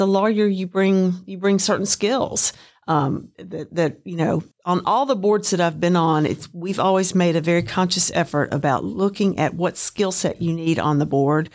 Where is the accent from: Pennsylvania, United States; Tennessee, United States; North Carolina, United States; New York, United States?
Tennessee, United States; Chattanooga; Signal was great. It was a very nice community to live